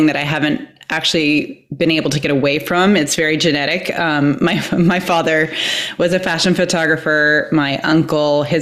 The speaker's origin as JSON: {"language": "English", "region": "Iowa", "country": "United States", "tie": "born or raised there", "said": "I was growing up in Iowa, so like Midwest"}